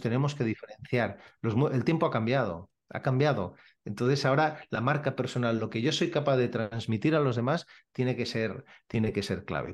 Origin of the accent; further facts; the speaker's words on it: Badalona, Catalonia, Spain; soy de Badalona